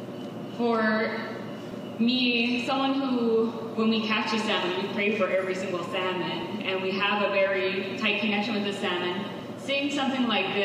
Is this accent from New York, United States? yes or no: no; Klamath, California, United States; I grew up on the Klamath River in Northern California